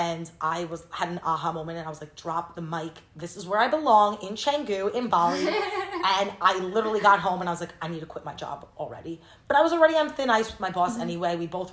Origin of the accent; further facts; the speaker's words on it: Long Island, New York, United States; moved away as an adult; also born or lived in Indiana / Los Angeles; I grew up in Long Island